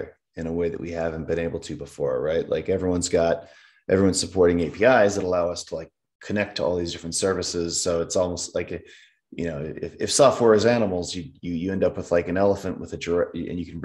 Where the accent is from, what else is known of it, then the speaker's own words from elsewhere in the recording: Midwest, United States; moved away as an adult; also born or lived in Wisconsin / San Francisco, California / Los Angeles, California; now in Utah, United States; I grew up in the Midwest and went to the University of Wisconsin